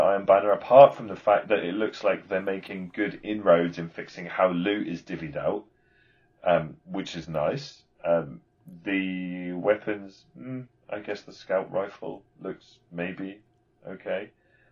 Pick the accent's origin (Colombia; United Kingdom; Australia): United Kingdom; I'm British. I'm gonna embrace my Britishness